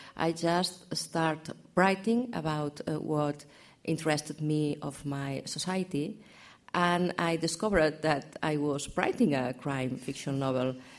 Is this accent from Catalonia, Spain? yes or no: yes; Catalonia, Spain; first language Catalan; English is a second language; Catalan because it's my, my first language.